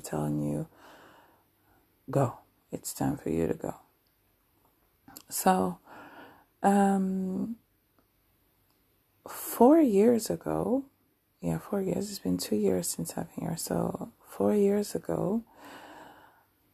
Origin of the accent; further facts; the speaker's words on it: Paris, Île-de-France, France; moved away as an adult; now in Anjou, France; who was born and raised in Paris, France